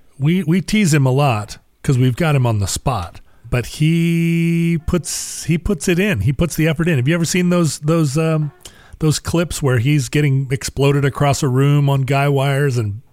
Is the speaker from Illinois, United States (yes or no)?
no; Kentucky, United States; No, I'm from Kentucky.